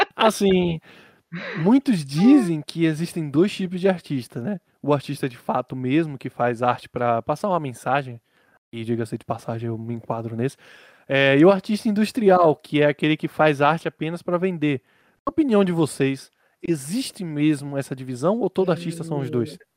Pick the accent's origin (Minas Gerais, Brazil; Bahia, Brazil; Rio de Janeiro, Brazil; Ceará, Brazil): Bahia, Brazil; descobri que eu sou da Bahia